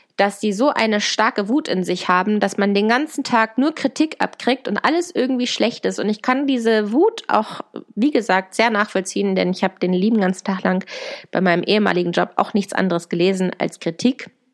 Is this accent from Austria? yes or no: no; Hanover, Lower Saxony, Germany; ich komme übrigens aus Hannover